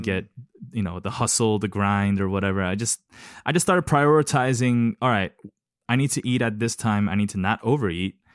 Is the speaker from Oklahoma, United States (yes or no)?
no; Los Angeles, California, United States; also born or lived in South Korea / East Lansing, Michigan; I was born in Korea and then we left the country t, for a better opportunity, arrived in Los Angeles